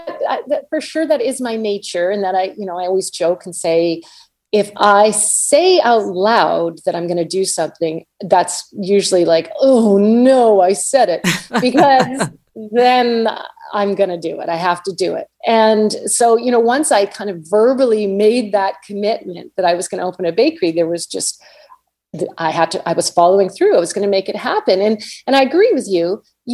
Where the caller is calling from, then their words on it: Vancouver, British Columbia, Canada; Well, I am joining you from Vancouver, Canada.